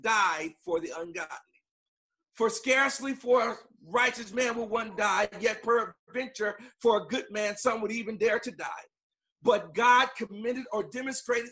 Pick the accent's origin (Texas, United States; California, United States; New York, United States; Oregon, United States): California, United States; Long Beach; I'm from Long Beach, California